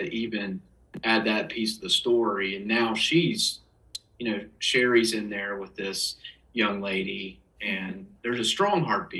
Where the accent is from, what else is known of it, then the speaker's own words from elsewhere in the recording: the South, United States; it's not just growing up in the South